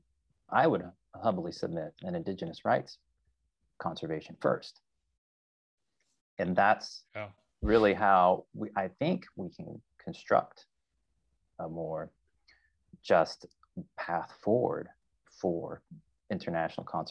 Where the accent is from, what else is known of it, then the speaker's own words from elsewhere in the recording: Arkansas, United States; moved away as an adult; also born or lived in California; grew up in a very rural area of Arkansas in the 1980s